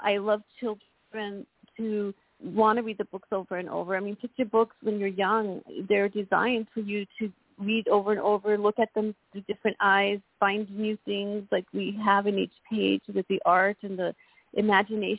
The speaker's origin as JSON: {"language": "English", "town": "El Paso", "region": "Texas", "country": "United States", "tie": "born or raised there", "said": "a girl who grew up very poor, very shy, and felt like the odds were against her, you know, being in a Hispanic community growing up in El Paso, Texas"}